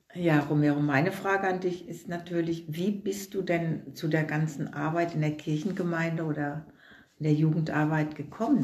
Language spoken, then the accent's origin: German; Flacht, Rhineland-Palatinate, Germany; now in Katzenelnbogen, Germany; geboren bin ich in Flacht